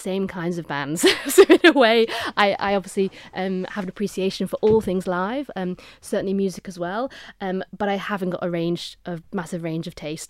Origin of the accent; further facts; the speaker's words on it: Onchan, Isle of Man; also born or lived in Regaby; So I was in Onchan and then went to Ramsey Grammar School, so moved to the north, was at Ramsey Grammar, lived in the north of the island in Regaby, which is in between Ramsey and Andreas